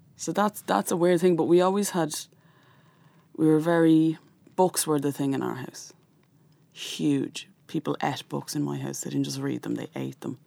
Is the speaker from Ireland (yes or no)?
yes; Dublin, Leinster, Ireland; growing up in North Dublin in a household that was atheist.